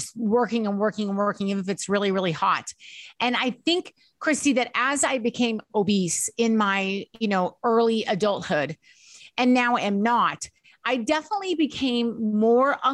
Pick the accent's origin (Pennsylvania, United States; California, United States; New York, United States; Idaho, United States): Idaho, United States; We were raised that way growing up in Idaho